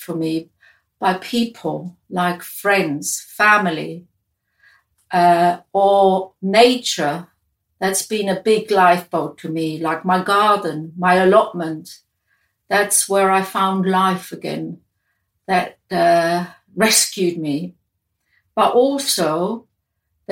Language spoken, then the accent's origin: English; Switzerland; moved away as an adult; where I grew up in Switzerland